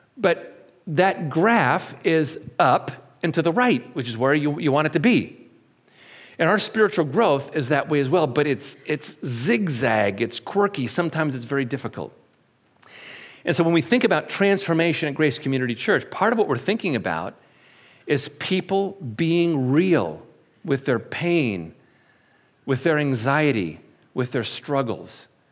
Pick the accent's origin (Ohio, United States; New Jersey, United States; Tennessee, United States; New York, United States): New York, United States; Syracuse; I was born in Syracuse, New York, in March. And when my mom and dad brought me back home